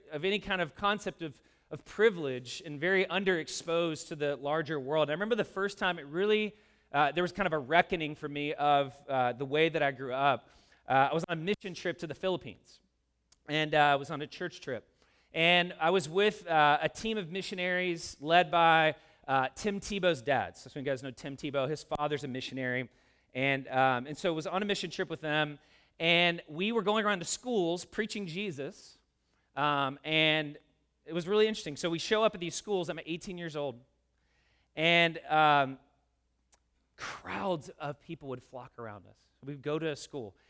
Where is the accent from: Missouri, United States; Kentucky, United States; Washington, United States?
Kentucky, United States; Louisville; moved away; I'm a kid that grew up in a working class neighborhood in the South. I'm from Louisville, Kentucky